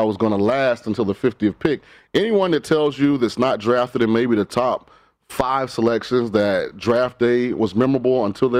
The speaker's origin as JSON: {"language": "English", "town": "St. Petersburg", "region": "Florida", "country": "United States", "tie": "born or raised there", "moved": "yes", "said": "I grew up in St. Petersburg."}